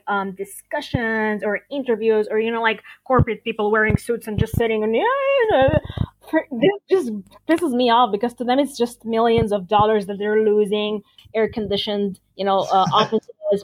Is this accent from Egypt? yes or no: yes; Alexandria, Alexandria Governorate, Egypt; I'm from a coastal city. I'm from Alexandria.